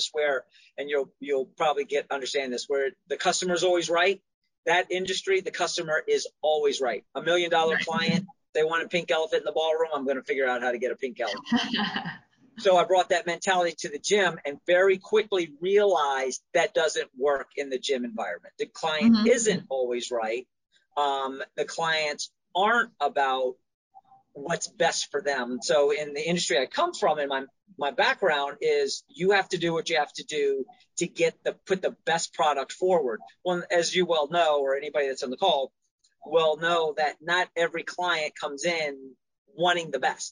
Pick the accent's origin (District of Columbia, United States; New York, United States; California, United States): District of Columbia, United States; Washington; also born or lived in Eastern Shore, Maryland; now in Maryland, United States; I'm from Washington, D.C.